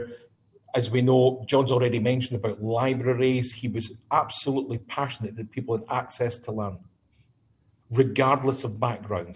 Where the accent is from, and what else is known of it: Scotland, United Kingdom; accent: Scottish; moved away